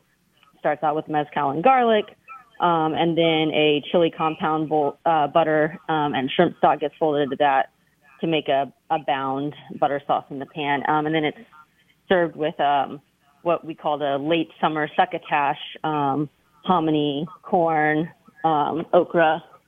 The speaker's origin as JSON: {"language": "English", "region": "Texas", "country": "United States", "moved": "yes", "lives_now": "New Orleans, United States", "said": "We moved here in 2007. So we're from Texas, and we had moved into Mid-City where there was a lot of Honduran population, and that felt really like home to us."}